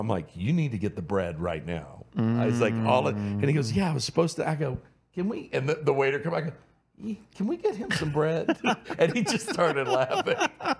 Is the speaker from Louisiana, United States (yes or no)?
yes; Cajun, Louisiana, United States; I'm Cajun, and I go, my Cajun family